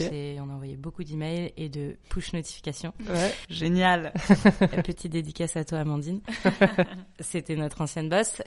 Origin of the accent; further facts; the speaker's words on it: Nantes, Pays de la Loire, France; also born or lived in Neuilly-sur-Seine; Je suis née euh, le 10 octobre 1993 à Neuilly-sur-Seine. J'ai grandi à Nantes